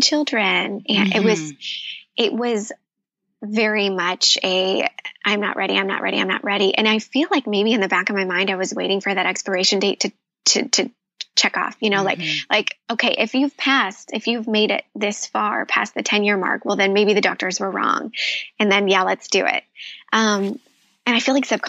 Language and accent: English; Midwest, United States; I grew up in the Midwest.